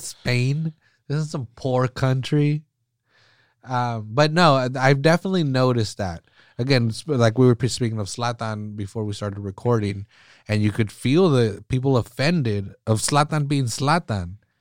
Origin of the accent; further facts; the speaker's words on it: Salinas, California, United States; growing up pretty poor here in Salinas